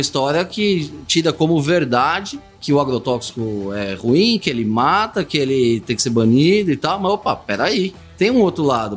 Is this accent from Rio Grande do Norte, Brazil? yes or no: no; São Paulo, Brazil; Morei minha vida inteira em São Paulo